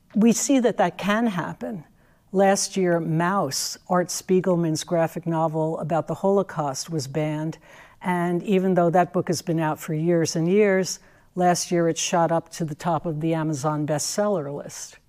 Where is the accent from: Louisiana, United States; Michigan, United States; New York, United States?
New York, United States; I'm a native New Yorker.